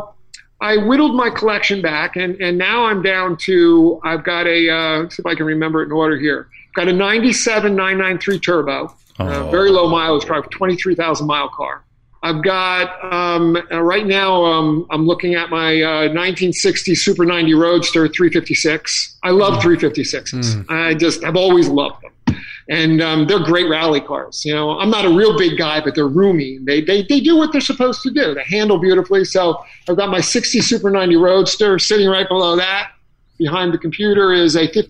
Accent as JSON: {"language": "English", "area": "Ocean County", "region": "New Jersey", "country": "United States", "tie": "born or raised there", "said": "I grew up in Ocean County, New Jersey"}